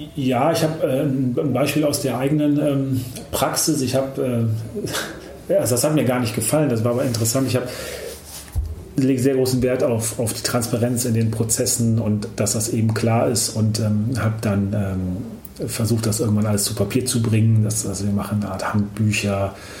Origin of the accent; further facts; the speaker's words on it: Germany; bei uns in Deutschland